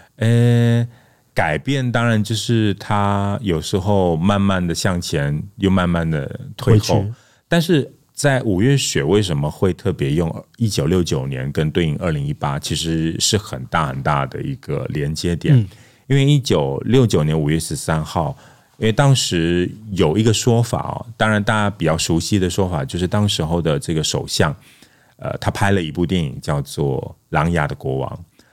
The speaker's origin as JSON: {"language": "Chinese", "region": "Kedah", "country": "Malaysia", "tie": "born or raised there", "first_language": "Malay", "second_language": "Chinese", "said": "因为我从小是在马来西亚跟泰国的边界的一个地方叫吉达， 其实那边的马来人很多，然后陷入了很多，所以我的村落基本上都是马来人，我的左邻右舍都是马来人，所以我从小基本上都在说马来话"}